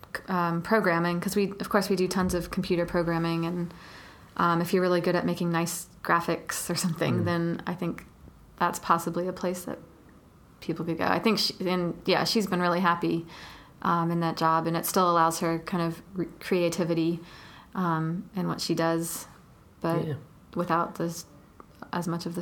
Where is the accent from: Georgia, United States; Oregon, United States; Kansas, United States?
Georgia, United States; Atlanta; I grew up in Atlanta.